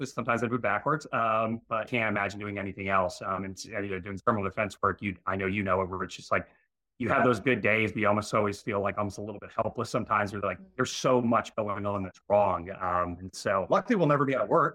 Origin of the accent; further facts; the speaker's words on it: outside of Baltimore and Annapolis, Maryland, United States; grew up outside of Baltimore and Annapolis